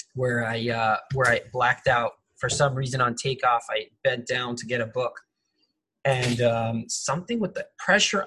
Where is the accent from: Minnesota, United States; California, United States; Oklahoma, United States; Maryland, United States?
California, United States; Los Angeles; I'm from Los Angeles.